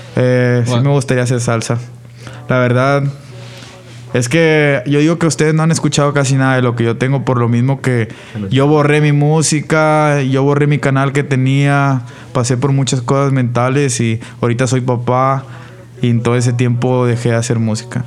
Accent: Monterrey, Nuevo León, Mexico; Todos vivimos por donde en la misma zona, somos del poniente de Monterrey

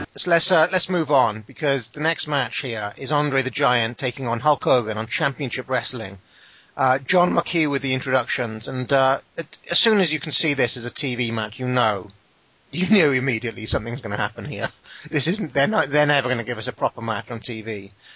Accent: United Kingdom; I'm British.

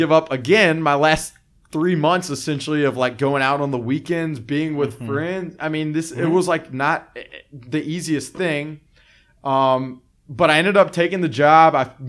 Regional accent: Birmingham, Alabama, United States; moved away; I'm from Alabama, grew up in Birmingham, born and raised. My parents were from Birmingham.

